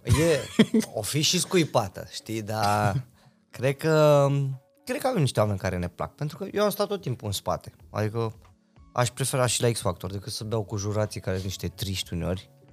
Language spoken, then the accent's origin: Romanian; Reșița, Caraș-Severin County, Romania; moved away as an adult; now in Bucharest, Romania; Noi eram doi băieți de la Reșița